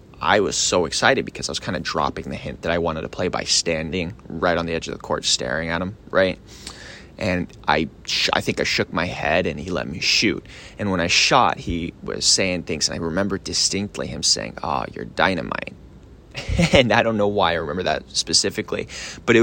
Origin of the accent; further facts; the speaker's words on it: Richardson, Texas, United States; also born or lived in Australia; they raised me in Richardson, Texas. I grew up being homeschooled